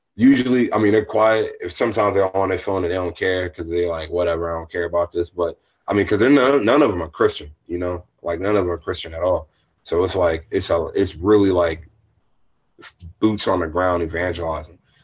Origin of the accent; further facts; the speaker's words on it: Lexington Park, Maryland, United States; moved away as an adult; also born or lived in Philadelphia / Washington, District of Columbia, United States / Pittsburgh; my hometown back in Hollywood, Maryland. Well, I'm from Lexington Park